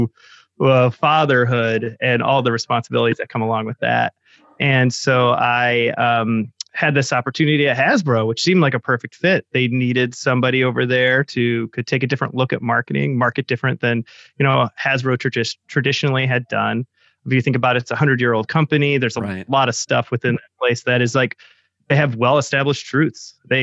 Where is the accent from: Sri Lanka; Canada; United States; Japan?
United States; Chicago, Illinois; being from Chicago, everybody there does improv